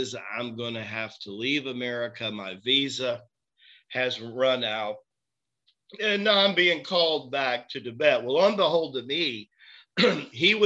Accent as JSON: {"language": "English", "region": "Tennessee", "country": "United States", "also_born_or_lived": "Florida / Manhattan", "moved": "yes", "said": "I'm this kid from Tennessee, right? That's been several years in Florida"}